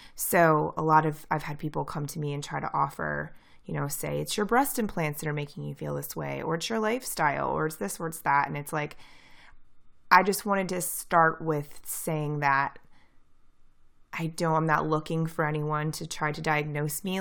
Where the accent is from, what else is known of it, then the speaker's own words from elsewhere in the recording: near St. Louis, Missouri, United States; I'm from Saint Louis, Missouri. Or, like, near Saint Louis, Missouri